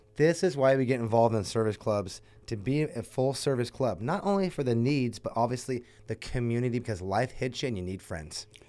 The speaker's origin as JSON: {"language": "English", "town": "Ventura", "region": "California", "country": "United States", "tie": "born or raised there", "said": "born here like myself"}